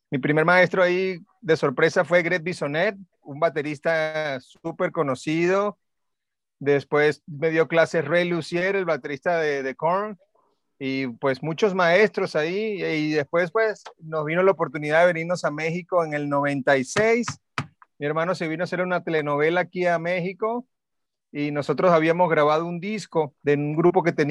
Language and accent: Spanish; Puerto Rico; born there; Sí, nací en Puerto Rico por mi papá.